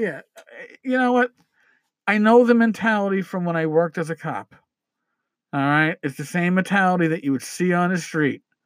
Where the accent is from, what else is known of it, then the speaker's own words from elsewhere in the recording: New York, United States; I'm a New Yorker